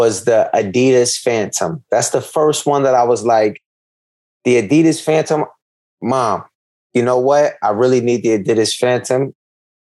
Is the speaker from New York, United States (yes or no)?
yes; New York City, New York, United States; also born or lived in Corona, Queens; I'm from the building behind White Castles, across the street from the mall. I used to play ball in Left Rack and go to summer day camp in Left Rack every summer